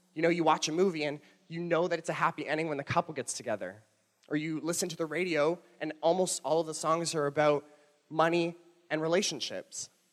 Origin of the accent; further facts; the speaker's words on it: Toronto, Ontario, Canada; moved away; I'm not from here. I'm from Toronto, and when I moved here